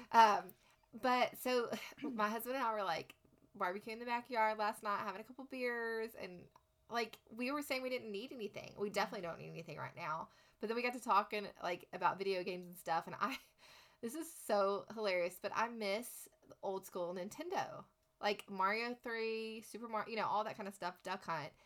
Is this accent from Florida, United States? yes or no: no; Lubbock, Texas, United States; moved away as an adult; growing up here, growing up in Texas, we, are always taught to give back